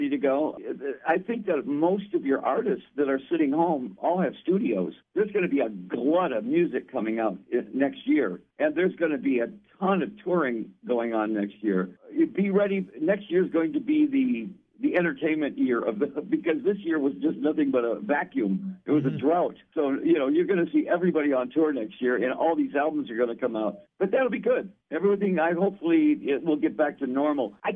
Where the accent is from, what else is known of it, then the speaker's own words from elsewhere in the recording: Detroit, Michigan, United States; I'm from Detroit